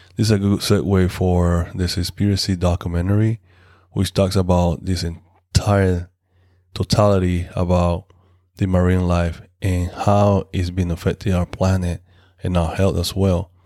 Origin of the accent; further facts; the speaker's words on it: Panama; in my hometown in Panama